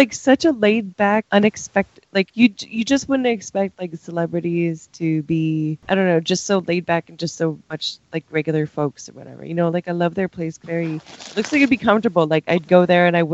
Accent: Canada; As a Canadian

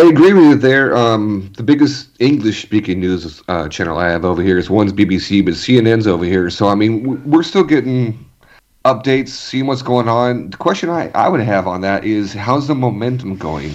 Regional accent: California, United States; growing up in California too

